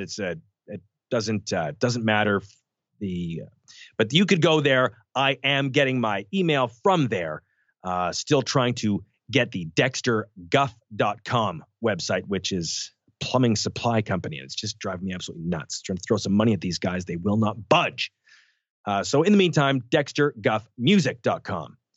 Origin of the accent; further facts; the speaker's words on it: Canada; we grew up in Canada